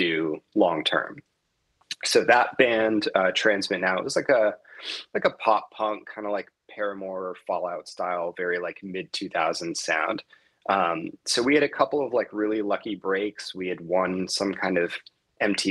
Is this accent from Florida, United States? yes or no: yes; Miami, Florida, United States; moved away as an adult; now in Las Vegas, United States; I grew up in Miami pretty much from like age 9 till I went off to college.